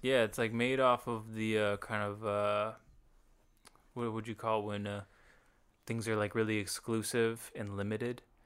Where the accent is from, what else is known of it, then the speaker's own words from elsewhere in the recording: Franklin, United States; we grew up in Franklin